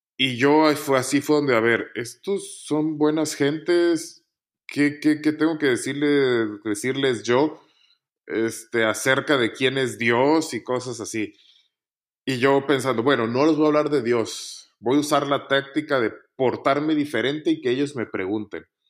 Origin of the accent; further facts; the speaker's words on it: Montemorelos, Nuevo León, Mexico; moved away as an adult; also born or lived in Chiapas / Mexico City; now in Madrid, Spain; crecí en este ambiente en Montemorelos